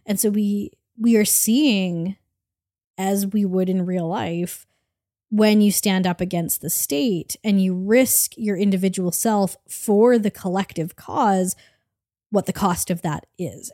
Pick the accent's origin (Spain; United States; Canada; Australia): Canada; I'm Canadian